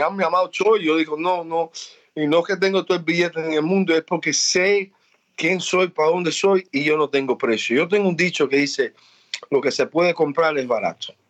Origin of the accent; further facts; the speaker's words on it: New York, United States; also born or lived in Miami; yo me crié en Nueva York y Miami es mi segunda casa.